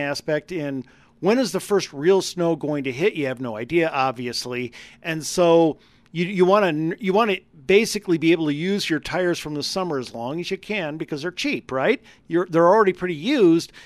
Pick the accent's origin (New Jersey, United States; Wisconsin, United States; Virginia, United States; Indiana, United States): Wisconsin, United States; now in Colorado, United States; growing up in Wisconsin